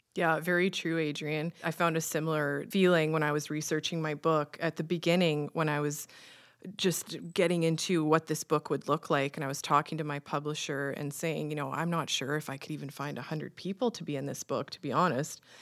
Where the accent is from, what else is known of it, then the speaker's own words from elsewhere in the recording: Saskatchewan, Canada; growing up in Saskatchewan and roast beef and mashed potatoes is pretty much our standard Sunday supper at my grandma's